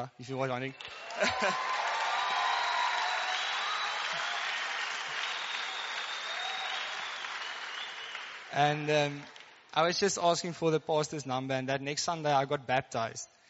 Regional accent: Karoo, South Africa; first language Afrikaans; English is a second language; I come from the Karoo, so I guess I'm like Afrikaans. So, if the English get a bit stuck, just bear with me.

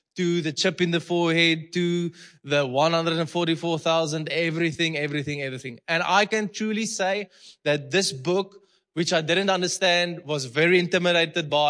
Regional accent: Malmesbury, Western Cape, South Africa; English is a second language; now in Potchefstroom, South Africa; I'm there from Malmesbury, okay? It's a small boer town.

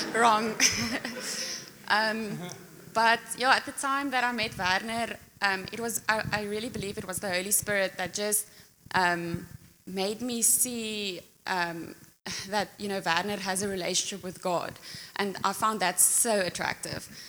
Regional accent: Pretoria, Gauteng, South Africa; moved away as an adult; now in Secunda, South Africa; I grew up in Pretoria

